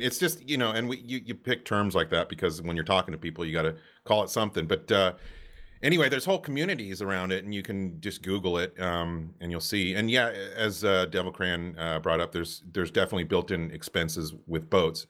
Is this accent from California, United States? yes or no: yes; Santa Cruz, California, United States; moved away; I grew up in Santa Cruz, California.